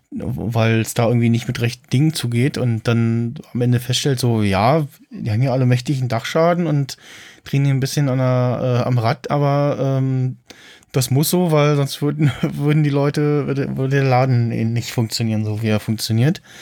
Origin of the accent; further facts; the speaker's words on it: East Germany, Germany; in der DDR geboren, ja, am 9.